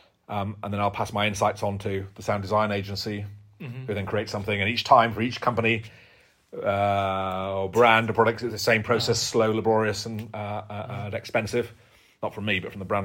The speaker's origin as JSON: {"language": "English", "region": "Yorkshire and the Humber", "country": "United Kingdom", "said": "I'm from Yorkshire"}